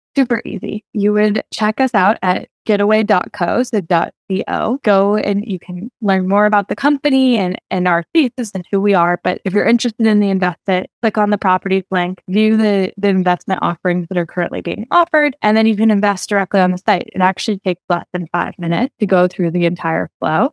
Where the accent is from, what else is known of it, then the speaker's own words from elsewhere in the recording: Oregon, United States; where I grew up in Oregon